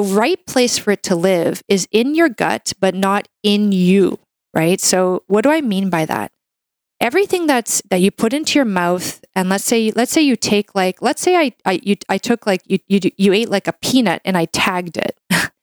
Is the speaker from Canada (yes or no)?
yes; Canada; I'm a Canadian medical doctor